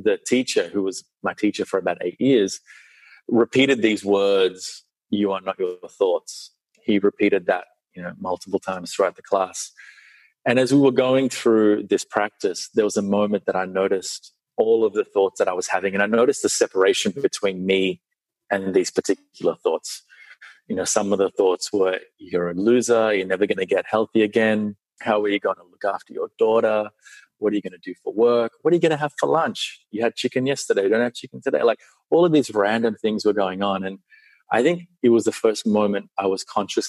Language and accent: English; Sri Lanka; I was born in Sri Lanka. So being born in Sri Lanka, I was born right near a temple.